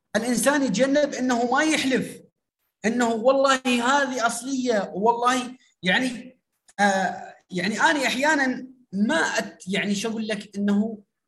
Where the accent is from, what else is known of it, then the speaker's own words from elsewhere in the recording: Syria; now in Iraq; انا من سوريا ومقيم في العراق